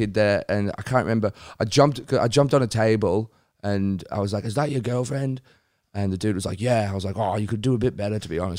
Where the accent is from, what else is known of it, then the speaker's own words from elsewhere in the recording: United Kingdom; moved away; because I'm British